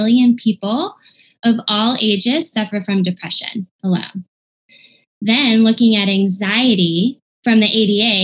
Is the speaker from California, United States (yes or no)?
no; Cornelius, North Carolina, United States; I grew up here in Cornelius, North Carolina